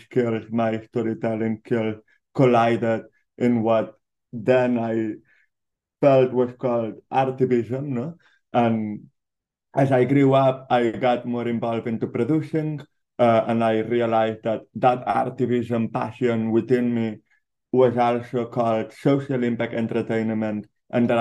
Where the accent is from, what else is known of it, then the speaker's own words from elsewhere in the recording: Barcelona, Catalonia, Spain; now in Los Angeles, United States; born and raised in Barcelona